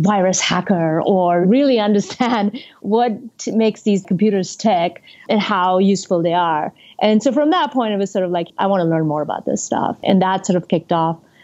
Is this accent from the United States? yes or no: no; India; moved away; I grew up in India and went to school there.